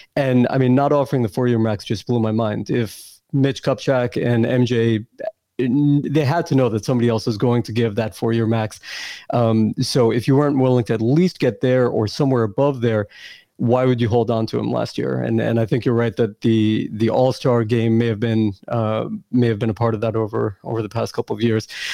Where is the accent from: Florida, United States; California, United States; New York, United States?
New York, United States; I grew up in New York